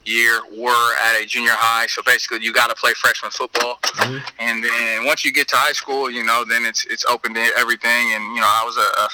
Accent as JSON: {"language": "English", "town": "Seattle", "region": "Washington", "country": "United States", "tie": "born or raised there", "also_born_or_lived": "Puyallup, Washington", "said": "I grew up in South Seattle and moved to Puyallup."}